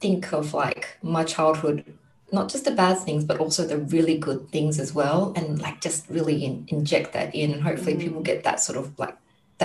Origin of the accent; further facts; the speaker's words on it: Christmas Island; now in Australia; I come from Christmas Island, and that's where I grew up.